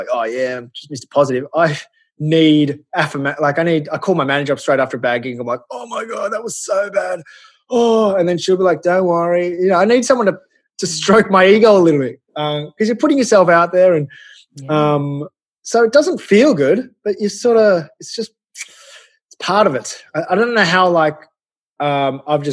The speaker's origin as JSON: {"language": "English", "country": "Australia", "tie": "born or raised there", "said": "I grew up in Australia"}